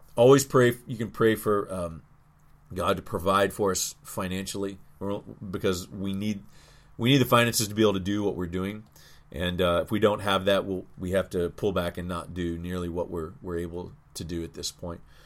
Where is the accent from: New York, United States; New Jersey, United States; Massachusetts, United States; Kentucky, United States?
Kentucky, United States; Louisville; in my hometown to be able to just set up like Southern Seminary